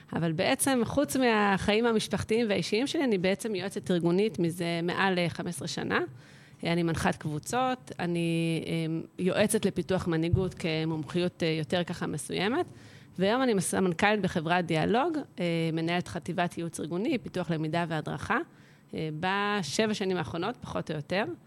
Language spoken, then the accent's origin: Hebrew; Jerusalem hills, Jerusalem District, Israel; moved away; גדלתי בהרי ירושלים, משפחה ירושלמית, קלאסית